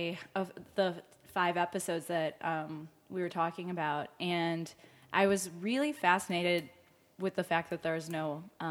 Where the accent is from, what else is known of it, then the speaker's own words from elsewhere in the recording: Highland Park, Illinois, United States; also born or lived in Soviet Union; I'm from Highland Park and went to Deerfield High School.